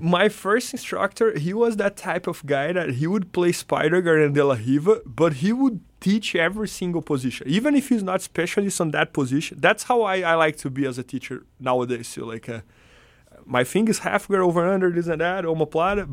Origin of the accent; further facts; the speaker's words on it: Brazil; English is a second language; moved away as an adult; also born or lived in São Paulo, Brazil; now in United States; when I lived in my hometown